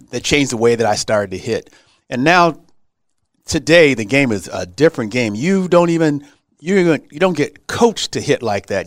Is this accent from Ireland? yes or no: no; Los Angeles, California, United States; also born or lived in Texas; I'm from Los Angeles. Right. My parents were in Los Angeles